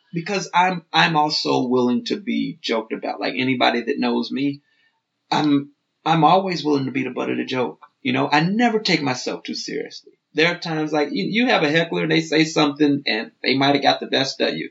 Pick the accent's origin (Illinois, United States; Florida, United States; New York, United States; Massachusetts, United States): Illinois, United States; Chicago; also born or lived in Moscow, Idaho; now in Idaho, United States; I'm, I'm from Chicago